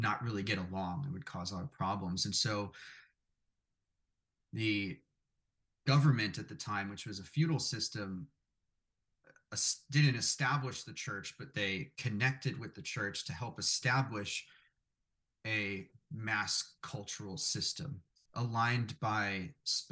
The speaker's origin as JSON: {"language": "English", "town": "New York City", "region": "New York", "country": "United States", "tie": "born or raised there", "said": "I grew up in Brooklyn, New York, a very, at the time, Italian neighborhood where I was from"}